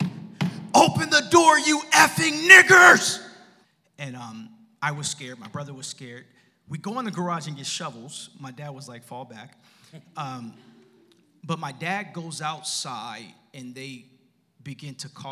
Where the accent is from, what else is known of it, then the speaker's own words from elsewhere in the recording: Los Angeles, California, United States; also born or lived in Ontario, California; I grew up in Los Angeles. I'm a preacher's kid. I went to a Lutheran school, and the whole school was black. My church was black. And we moved to Ontario when I was in sixth grade